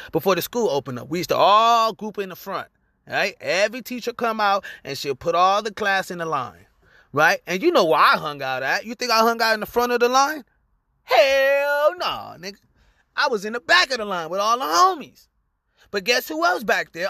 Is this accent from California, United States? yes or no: yes; Lynwood, California, United States; I was born in Linwood, California